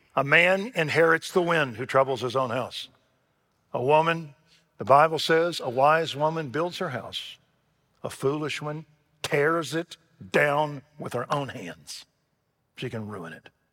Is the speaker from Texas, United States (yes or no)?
yes; Waco, Texas, United States; I grew up in Waco, Texas